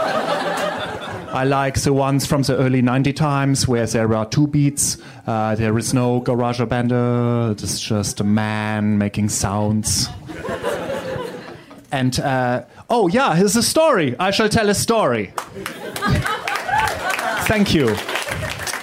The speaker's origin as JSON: {"language": "English", "country": "Germany", "said": "I'm from Germany"}